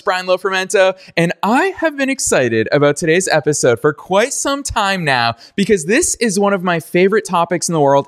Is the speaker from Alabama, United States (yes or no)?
no; Massachusetts, United States; my home state of Massachusetts